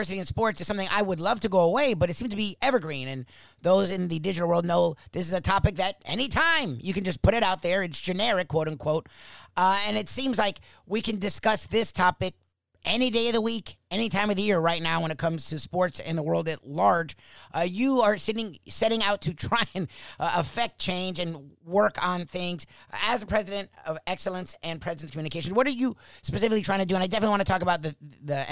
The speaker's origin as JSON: {"language": "English", "region": "South Florida", "country": "United States", "tie": "born or raised there", "said": "I'm born and raised in South Florida."}